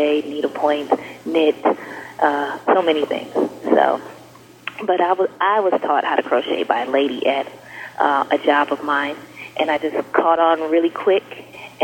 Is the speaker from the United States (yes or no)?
yes; St. Paul, Minnesota, United States; also born or lived in Florida / Brooklyn, New York; now in Atlanta, United States; I am from St. Paul, Minnesota, born and raised